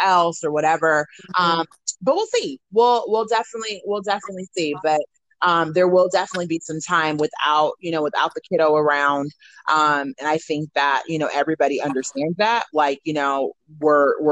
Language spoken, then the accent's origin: English; Portland, Oregon, United States; I'm from Portland.